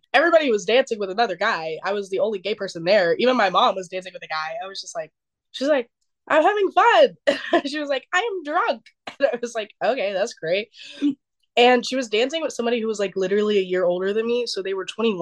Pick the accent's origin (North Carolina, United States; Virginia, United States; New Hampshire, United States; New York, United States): North Carolina, United States; we're from North Carolina